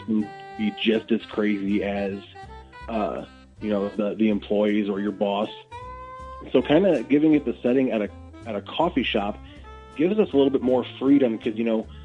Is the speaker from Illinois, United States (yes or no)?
yes; Athens, Illinois, United States; also born or lived in Springfield, Illinois; I grew up in Athens, just 20 minutes uh, just north of here